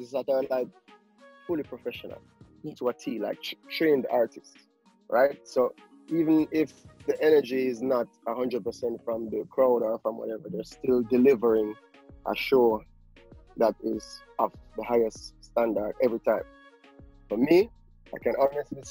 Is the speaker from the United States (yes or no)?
no; Kingston, Jamaica; most of my childhood days was spent on a military base in Kingston, Jamaica